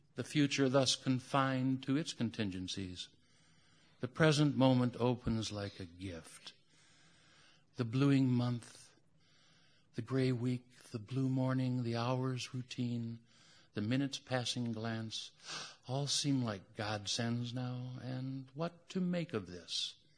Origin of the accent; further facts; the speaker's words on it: United States; as every American